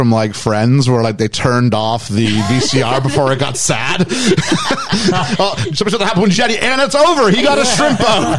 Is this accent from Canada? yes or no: yes; Canada